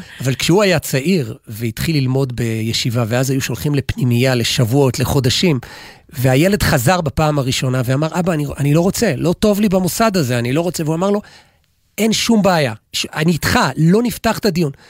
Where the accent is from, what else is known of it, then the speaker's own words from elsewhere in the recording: Gimzo, Central District, Israel; בכפר שאני גדלתי, במושב שגדלתי, מושב גימזו